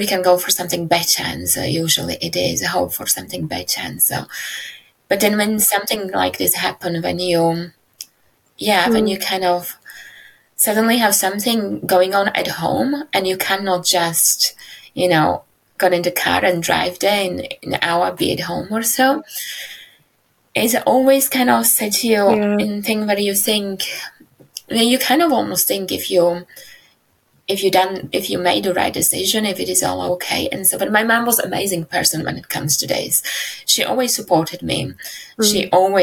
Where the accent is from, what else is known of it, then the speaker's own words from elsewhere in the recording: Slovakia; moved away; I was born in Slovakia. Yeah, my life in Slovakia